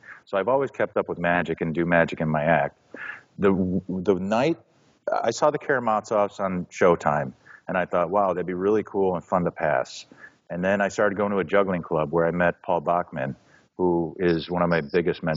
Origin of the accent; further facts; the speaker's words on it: Chicago, Illinois, United States; I was born near Southside Chicago, just a bit to the west on 22nd Street at St. Mary's. And that's why I'm still here